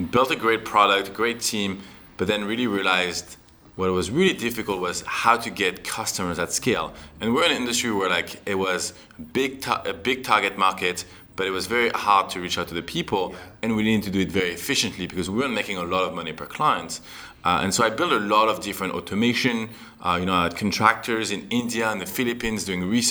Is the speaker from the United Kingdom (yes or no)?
no; France; accent: French; moved away as an adult; also born or lived in Canada; I'm actually from France.